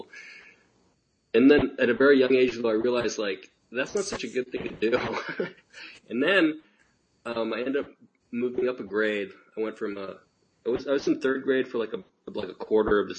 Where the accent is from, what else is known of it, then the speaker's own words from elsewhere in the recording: Northern California, United States; moved away as an adult; also born or lived in Los Angeles; I was originally from Northern California